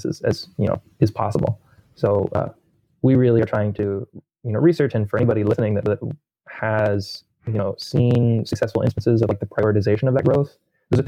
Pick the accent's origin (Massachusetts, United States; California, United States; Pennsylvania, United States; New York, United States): Pennsylvania, United States; Pittsburgh; now in Rochester, United States; Pittsburgh's my hometown